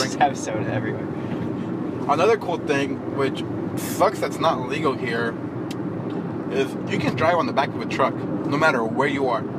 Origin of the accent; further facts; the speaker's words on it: Los Angeles, California, United States; born there; moved away; I was born in Los Angeles, but now we, we moved to the East Coast back in 07.